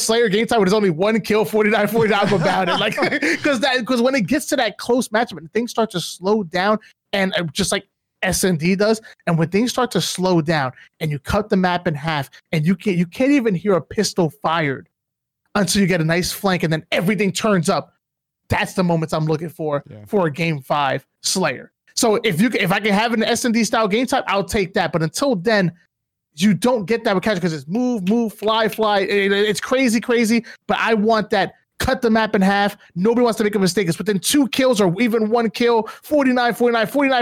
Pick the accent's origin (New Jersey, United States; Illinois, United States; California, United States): New Jersey, United States; now in Atlanta, United States; I'm from Jersey, but I'm here now